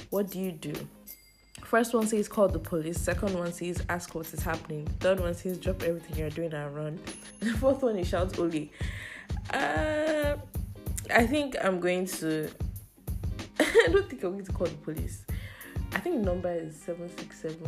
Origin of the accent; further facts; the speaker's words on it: Nigeria; I live in Nigeria and I'm a Nigerian